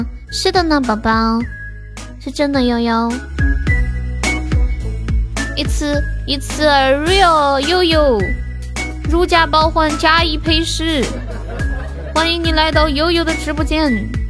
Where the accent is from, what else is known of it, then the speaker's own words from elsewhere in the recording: Sichuan, China; 对呀，我是四川人，马上二零二零年了。